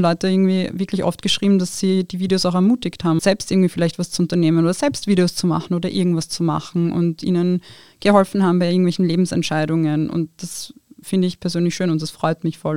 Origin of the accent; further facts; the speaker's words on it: Wiener Neustadt, Lower Austria, Austria; German is a second language; moved away as an adult; now in Vienna, Austria; Also ich bin in Wiener Neustadt aufgewachsen